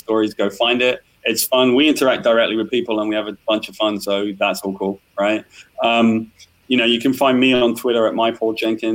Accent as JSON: {"language": "English", "area": "West Country", "region": "South West England", "country": "United Kingdom", "tie": "born or raised there", "said": "I grew up in the West Country in a caravan"}